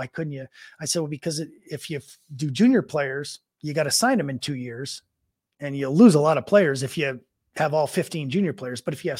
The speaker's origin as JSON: {"language": "English", "country": "United States", "lives_now": "Calgary, Canada", "said": "I mean, being American to come, I love it in Calgary. I mean, that's why I'm still here."}